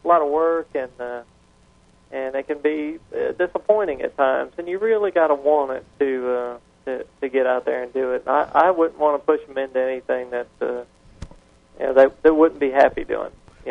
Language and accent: English; San Antonio, Texas, United States; San Antonio.